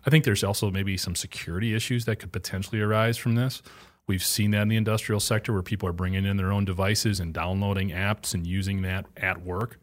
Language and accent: English; Juneau, Wisconsin, United States; there was a factory growing up in Juneau, Wisconsin